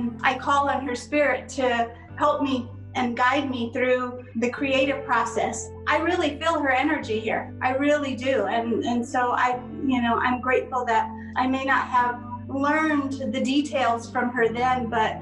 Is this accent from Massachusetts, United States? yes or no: no; Santo Domingo Pueblo, New Mexico, United States; I grew up in Santo Domingo Pueblo.